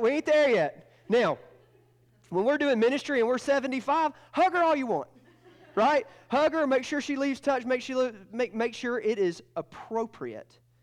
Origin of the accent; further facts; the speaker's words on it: Georgia, United States; And I'm from Georgia, not Alabama